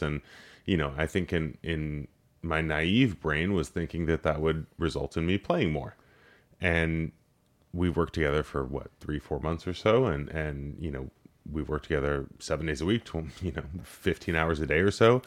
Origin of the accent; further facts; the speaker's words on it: Los Angeles, California, United States; growing up in Los Angeles, I, I worked in politics